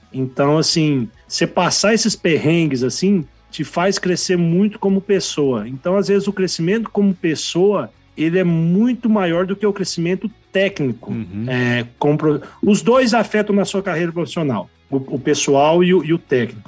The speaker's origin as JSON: {"language": "Portuguese", "town": "Mineiros", "region": "Goiás", "country": "Brazil", "tie": "born or raised there", "also_born_or_lived": "Campo Grande, Mato Grosso do Sul", "moved": "as an adult", "lives_now": "United States", "said": "sou nascido, criado em Mineiros, lá em Goiás"}